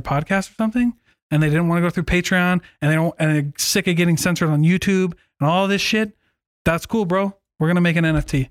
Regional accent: Iowa, United States; moved away; my hometown in Iowa

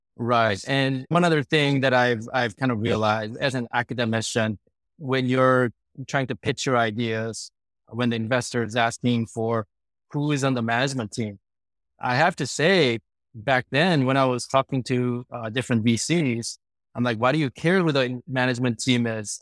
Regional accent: Sacramento, California, United States; also born or lived in South Korea; I immigrated from Korea when I was uh, 10 years old. Our family moved to Sacramento

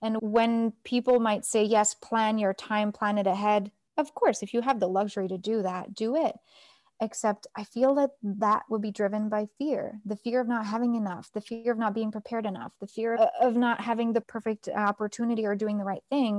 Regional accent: Toronto, Ontario, Canada; moved away; also born or lived in Nepal; I was born in Toronto, Canada.

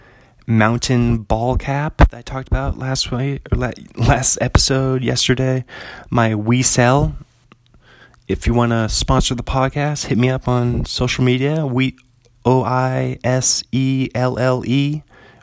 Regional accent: Seattle, Washington, United States; they're still my hometown baseball team

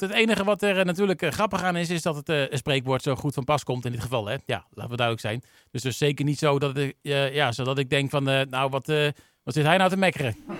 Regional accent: Netherlands

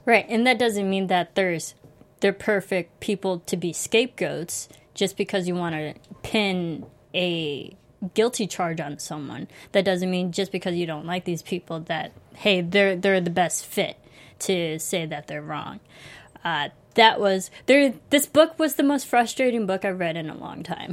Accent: United States; I grew up in America

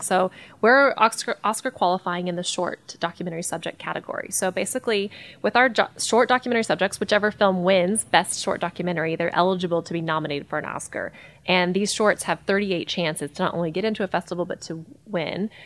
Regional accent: Hot Springs, Arkansas, United States; I grew up here in Hot Springs as a runner

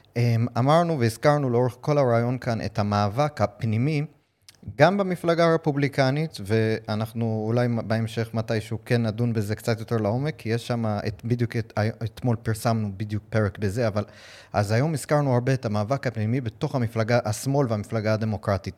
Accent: United States; now in Israel; קודם כל זה הבית שלי, נולדתי שם, גדלתי שם

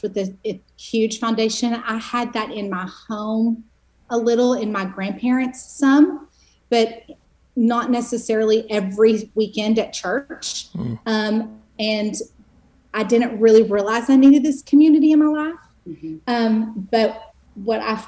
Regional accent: Longview, Texas, United States; moved away as an adult; now in Austin, United States; I grew up in Longview, Texas, which I will call the twin city to Tyler

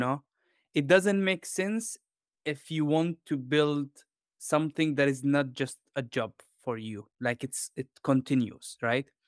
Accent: Jordan; moved away; also born or lived in London / Spain / Denmark / Italy; I grew up in Jordan in, um, I would say in a humble, uh, you know, like, environment.

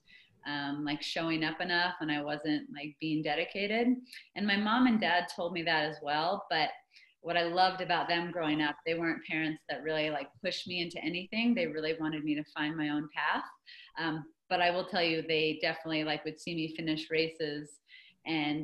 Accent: Phoenix, Arizona, United States; also born or lived in Manhattan, New York / Greensboro, North Carolina; I ended up spending the next basically 11 years of my childhood growing up in Phoenix

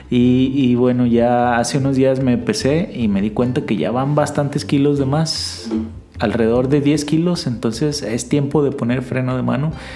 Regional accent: Mexico; como buen mexicano

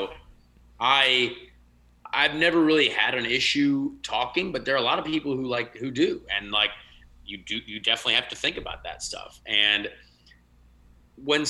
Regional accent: United States; they just looked at me as an American when I was over there

